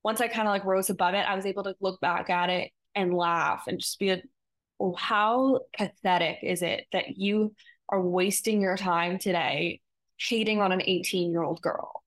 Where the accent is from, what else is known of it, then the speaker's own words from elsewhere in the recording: New York, United States; growing up in New York